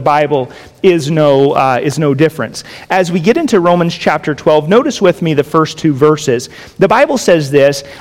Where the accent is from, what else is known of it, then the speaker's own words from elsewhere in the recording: Jacksonville, Florida, United States; now in Las Vegas, United States; we grew up on a 4-acre parcel of property in Florida where I grew up in Jacksonville